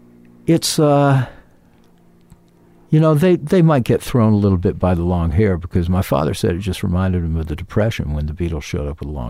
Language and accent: English; Gainesville, Florida, United States; Grew up in Gainesville, Florida.